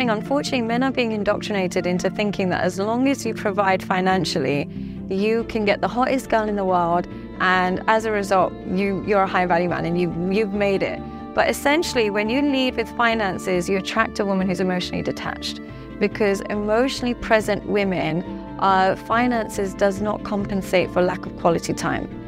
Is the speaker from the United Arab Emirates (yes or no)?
yes; Dubai, United Arab Emirates; now in London, United Kingdom; because I come from Dubai and I live in London